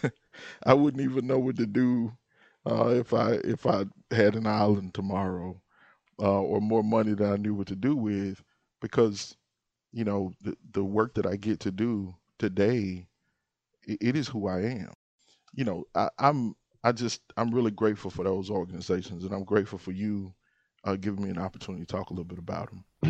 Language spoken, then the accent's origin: English; Moorhead, Mississippi, United States; now in Jackson, United States; I was born in Sunflower County in, in Moorhead, and, uh, I take a lot of pride from being, um, being a, a son of the Delta.